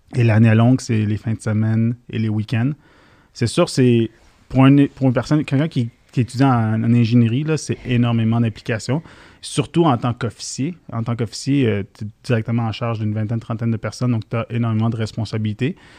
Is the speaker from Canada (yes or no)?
yes; Montreal, Quebec, Canada; born or raised there; accent: Québécois; also born or lived in Syria